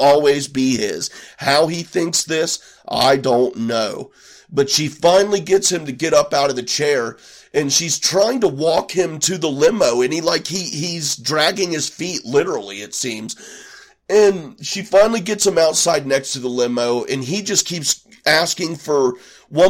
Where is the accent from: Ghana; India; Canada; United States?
United States; Midwest; I'm from the Midwest.